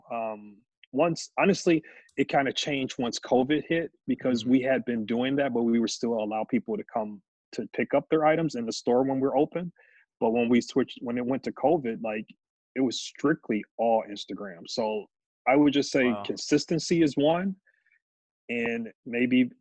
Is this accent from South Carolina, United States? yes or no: no; Milwaukee, Wisconsin, United States; Born and raised here. My shop is in the neighborhood that I graduated high school